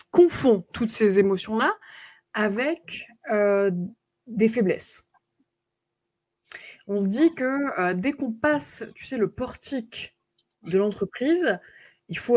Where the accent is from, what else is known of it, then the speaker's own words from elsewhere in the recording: United States; accent: American; French is a second language; Alors, les, Canadiens n'aiment pas du tout mon accent américain, justement, parce qu'on dirait que j'ai des chewing-gums euh, dans la bouche.